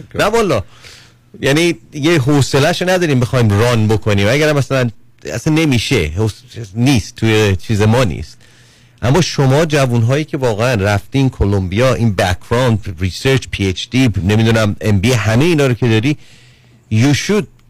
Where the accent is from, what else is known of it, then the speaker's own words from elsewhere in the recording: Iran; moved away as an adult; من دارم به عنوان یک ایرانی که الان دو سال اینجا هستم 16 هم بودی تو ایران بودم